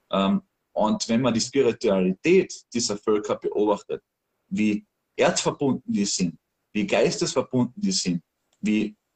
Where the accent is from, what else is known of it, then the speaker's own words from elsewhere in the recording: Austria; ich als Österreicher wusste das nicht. Ich habe das nicht in der Schule gelernt.